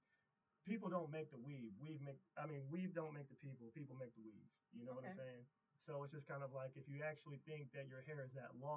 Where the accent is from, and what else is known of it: Springfield, Midwest, United States; born or raised there